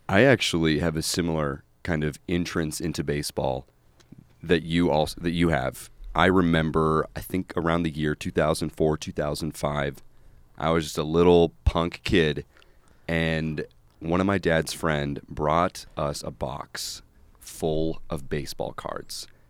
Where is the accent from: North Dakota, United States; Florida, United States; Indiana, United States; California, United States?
North Dakota, United States; now in Chicago, United States; I'm from North Dakota